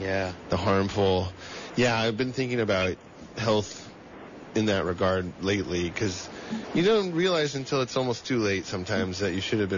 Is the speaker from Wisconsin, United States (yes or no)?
no; El Dorado County, California, United States; I grew up in El Dorado County.